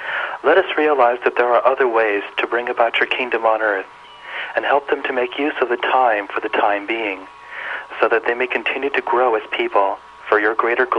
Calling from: Boynton Beach, Florida, United States; I'm calling from Boynton Beach, Florida.

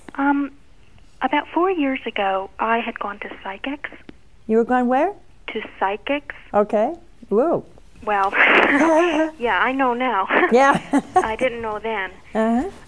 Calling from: Steubenville, Ohio, United States; I'm calling from Steubenville, Ohio.

